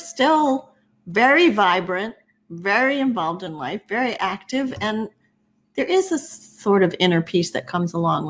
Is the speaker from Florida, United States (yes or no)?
yes; Miami, Florida, United States; I grew up in Miami